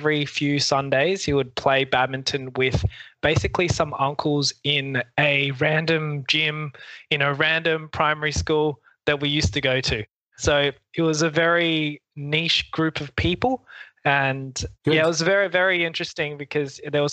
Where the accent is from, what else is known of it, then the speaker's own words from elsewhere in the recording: Adelaide, South Australia, Australia; moved away as an adult; also born or lived in Hong Kong; now in Melbourne, Australia; technically I was born in Hong Kong, but I moved to Adelaide, South Australia when I was 8 months old and grew up there